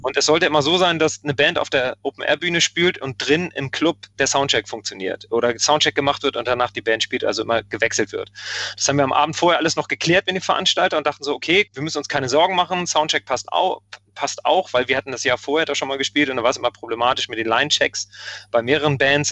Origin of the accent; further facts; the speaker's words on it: Hamburg, Germany; ich auch als Hamburger